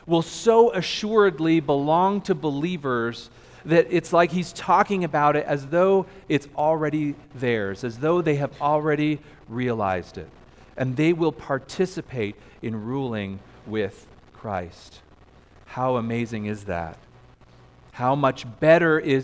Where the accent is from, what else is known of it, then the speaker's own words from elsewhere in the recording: Canada; moved away as an adult; now in United States; I'm a Canadian citizen